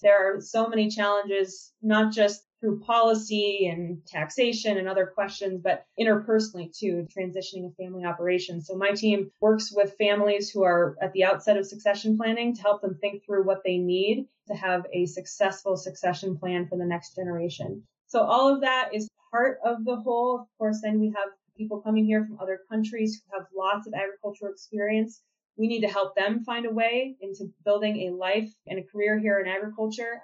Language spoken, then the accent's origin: English; Minnesota, United States; moved away; also born or lived in Mankato, Minnesota / Walla Walla, Washington; I'm from Minnesota, both from the city, from Minneapolis, and from rural Minnesota down in Mankato.